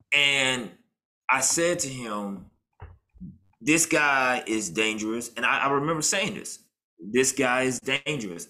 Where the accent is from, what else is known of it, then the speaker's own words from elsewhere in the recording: Memphis, Tennessee, United States; as a kid growing up in Memphis